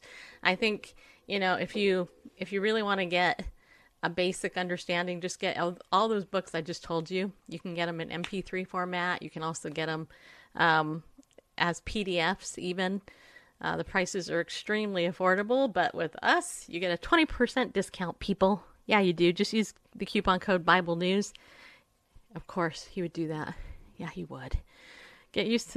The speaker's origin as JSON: {"language": "English", "region": "California", "country": "United States", "tie": "born or raised there", "said": "I grew up in California"}